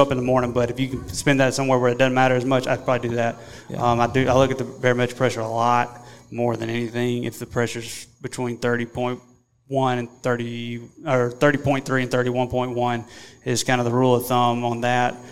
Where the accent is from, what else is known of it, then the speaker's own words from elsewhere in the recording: Mississippi, United States; we're from Mississippi.